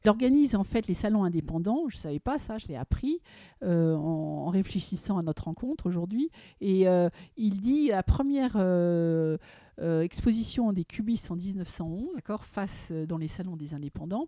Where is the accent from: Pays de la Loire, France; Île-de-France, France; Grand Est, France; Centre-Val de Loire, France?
Île-de-France, France; Paris; J'ai vécu l'Art Nouveau au quotidien avec cet immeuble qui est l'hôtel La Virotte, qui se trouve, que tout le monde connaît, avenue Rapp, au 29. C'est là où je suis née, c'est là où j'ai grandi